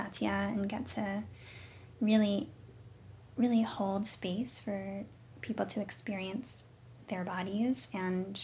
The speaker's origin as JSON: {"language": "English", "town": "Fishkill", "region": "New York", "country": "United States", "tie": "born or raised there", "also_born_or_lived": "Boston", "moved": "yes", "said": "I grew up mostly in New York, not New York City, like the Hudson Valley region of New York, a little town called Fishkill"}